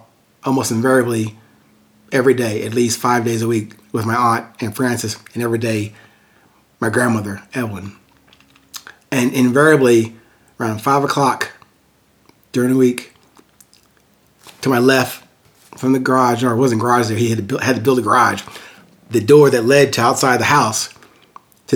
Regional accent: Amityville, New York, United States; in this really small house where I was born in Amityville, New York

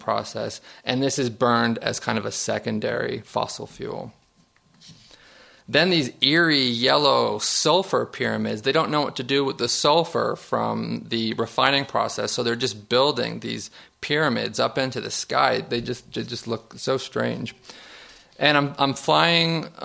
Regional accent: Niagara Falls, New York, United States; I'm from Niagara Falls, New York. Just 4 miles from my boyhood home is the Love Canal.

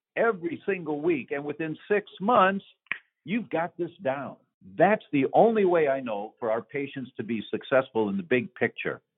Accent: Detroit, Michigan, United States; moved away; I'm from Detroit originally

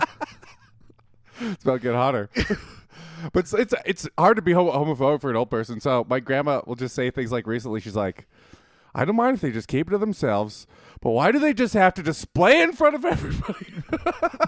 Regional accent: Winnipeg, Manitoba, Canada; moved away; I'm from Winnipeg

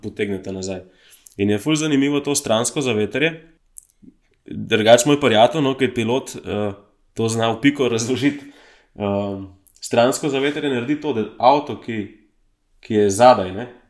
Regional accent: Slovenia; sem iz Slovenije

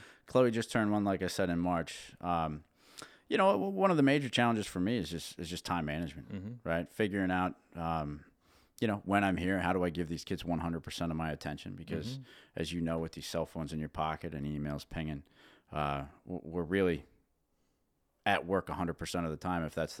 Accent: Dillsburg, Pennsylvania, United States; born there; So I was born in Dillsburg, PA, right down the road, about 15 minutes from here.

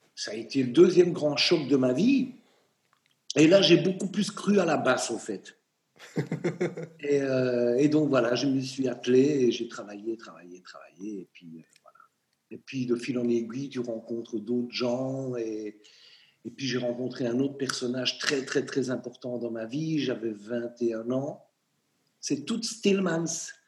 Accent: Charleroi, Wallonia, Belgium; Charleroi, ma ville natale

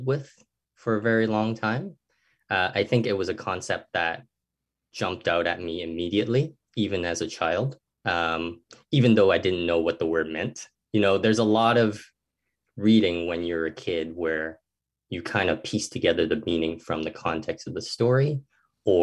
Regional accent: Hong Kong; now in Canada; I grew up in Hong Kong

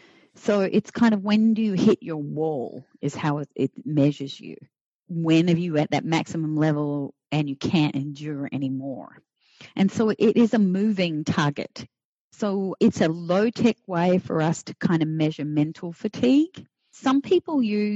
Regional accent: Australia; now in Florida, United States; I'm Australian. So I'm a past immigrant, naturalized now

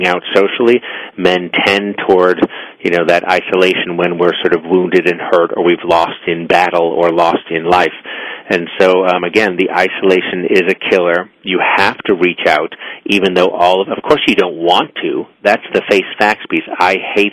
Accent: Boston, Massachusetts, United States; I'm an Irish Catholic boy from Boston

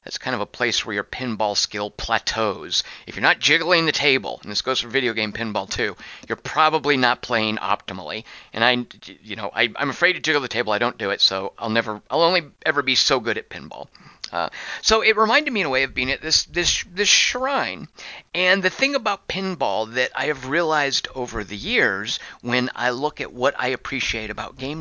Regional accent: Arkansas, United States; also born or lived in Little Rock, Arkansas; When I was a kid growing up in Arkansas, we moved around a lot

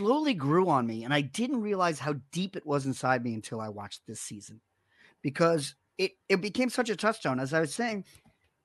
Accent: New York City, New York, United States; I grew up in Rockaway Beach

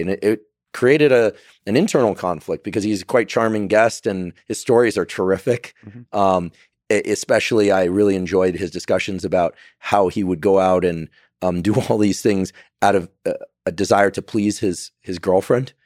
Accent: Silicon Valley, California, United States; it was happening in my hometown, right? Theranos was right up the road.

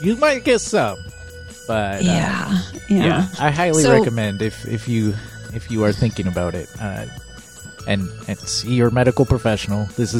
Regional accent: Southeast Michigan, United States; I grew up in Southeast Michigan.

